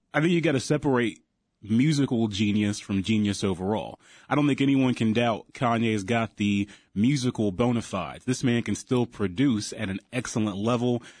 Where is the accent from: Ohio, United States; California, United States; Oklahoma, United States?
Ohio, United States; I'm from Ohio, great state of Ohio